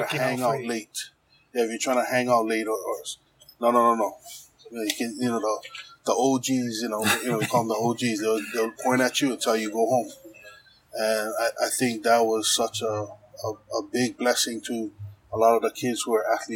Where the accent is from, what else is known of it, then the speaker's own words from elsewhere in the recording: Honolulu, Hawaii, United States; growing up in Kalihi in the 80s, from the mid 80s